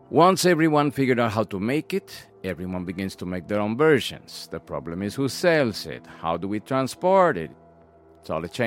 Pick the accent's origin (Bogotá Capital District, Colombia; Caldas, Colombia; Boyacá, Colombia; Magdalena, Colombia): Bogotá Capital District, Colombia; Bogotá; English is a second language; from Colombia. Bogota. I've always been interested in planes.